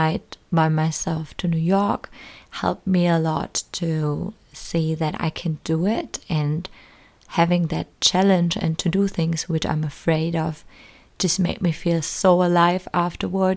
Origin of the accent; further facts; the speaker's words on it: small town close to Berlin, Brandenburg, Germany; moved away as an adult; now in New Zealand; I was growing up in Germany in a very small town close to Berlin